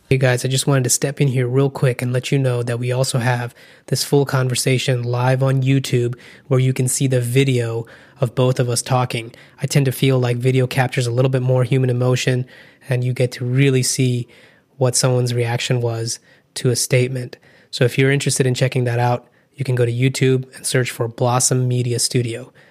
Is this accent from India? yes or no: yes; India; moved away; I'm Indian.